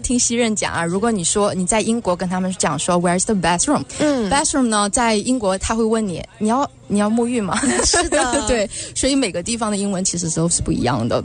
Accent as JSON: {"language": "Chinese", "country": "China", "tie": "born or raised there", "moved": "yes", "said": "我是在国内的时候，我们学校是不教英文的，我哦。对，我们是日文，教日文的这样的学校"}